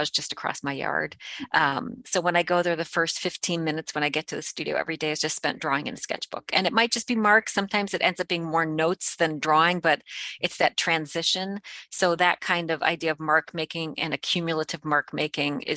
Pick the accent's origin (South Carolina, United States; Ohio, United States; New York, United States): Ohio, United States; Cleveland; also born or lived in rural Canada; My family was in Cleveland.